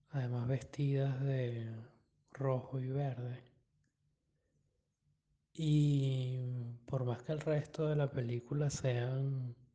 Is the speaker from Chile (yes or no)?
no; Venezuela; Varias veces he escuchado que es difícil eh, asociar el cine de Berman a a nosotros como venezolanos